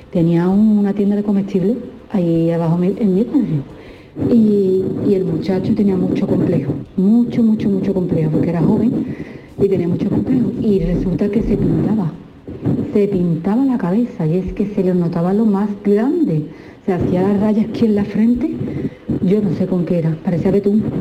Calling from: Seville, Andalusia, Spain; Buenos días … de Sevilla.

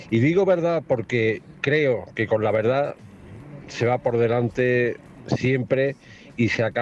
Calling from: Ronda, Andalusia, Spain; de Ronda.

